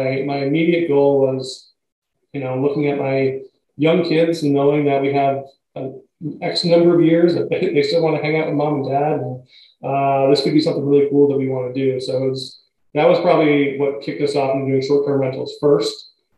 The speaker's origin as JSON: {"language": "English", "region": "Connecticut", "country": "United States", "tie": "born or raised there", "also_born_or_lived": "Rhode Island", "lives_now": "Boston, United States", "said": "I've lived in the greater Boston area longer than I've lived anywhere else. I grew up in Connecticut."}